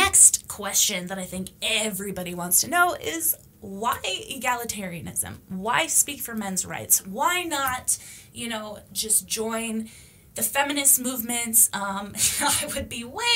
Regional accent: Canada; also born or lived in Romania; Growing up as a Canadian gypsy

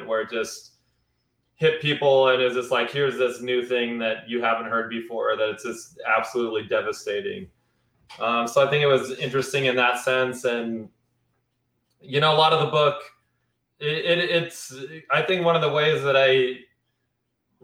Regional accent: rural Wyoming, United States; I grew up seeing Confederate flags all over the place and shit like that. And you know, this is in rural Wyoming

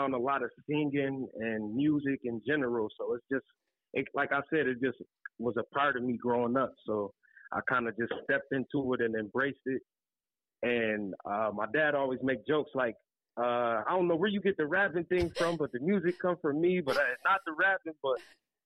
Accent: Niagara Falls, New York, United States; also born or lived in Buffalo, New York; I grew up in Niagara Falls, New York.

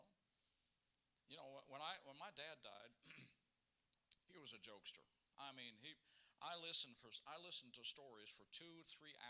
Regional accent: Hilliard, Ohio, United States; we grew up in Hilliard

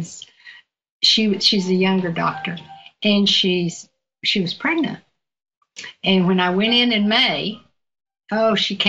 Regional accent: Virginia, United States; accent: southern; moved away; my southern accent, I'm not from out here. I'm from Virginia

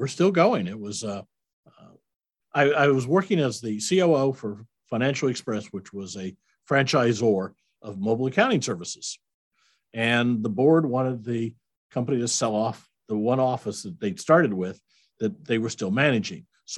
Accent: Iowa, United States; I'm a Midwestern boy. I grew up in Iowa

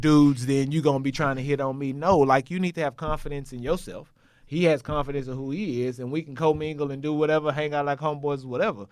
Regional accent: Texas, United States; moved away as an adult; also born or lived in Tennessee; I'm from Texas

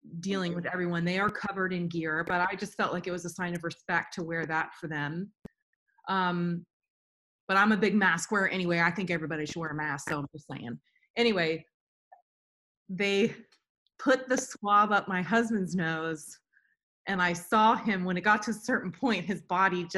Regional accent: Florida, United States; now in Nashville, United States; I'm from Florida

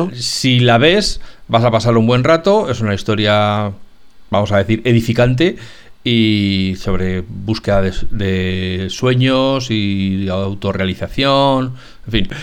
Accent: Spain; somos españoles

